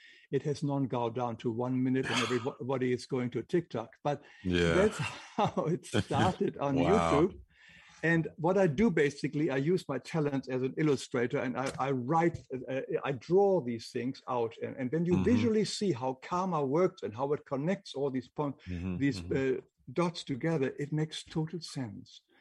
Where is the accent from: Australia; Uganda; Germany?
Germany; Northern Germany; English is a second language; moved away; I grew up in Germany, in northern Germany